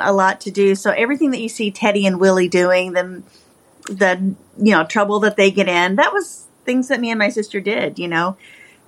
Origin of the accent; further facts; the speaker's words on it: Appalachia, Kentucky, United States; moved away as an adult; also born or lived in Oregon; I'm from Appalachia. That's where I'm from, so that's why the story is based there. So it kind of comes from what I know. I'm from the mountains and deep in the mountains. But I left that and moved to the West Coast after I graduated high school